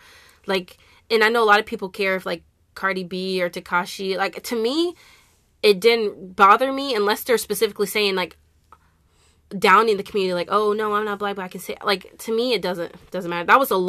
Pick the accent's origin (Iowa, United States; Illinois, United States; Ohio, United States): Iowa, United States; I was born and raised in Iowa.